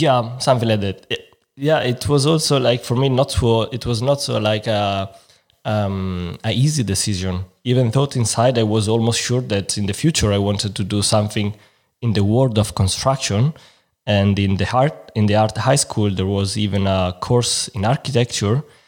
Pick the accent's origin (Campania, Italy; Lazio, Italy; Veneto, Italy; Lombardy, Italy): Lombardy, Italy; Milan; English is a second language; moved away as an adult; now in Frankfurt, Germany; I'm from Milan